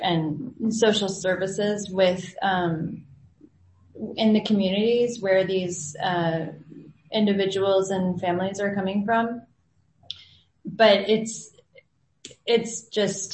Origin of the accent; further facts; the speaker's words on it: San Antonio, Texas, United States; moved away as an adult; now in El Salvador; I'm originally from San Antonio and have been down here for a lot of years